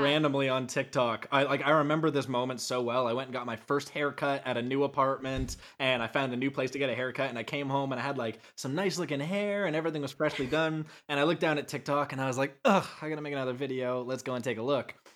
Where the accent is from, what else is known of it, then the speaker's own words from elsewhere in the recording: Canada; moved away as an adult; now in United States; I am a Canadian that has just recently moved to America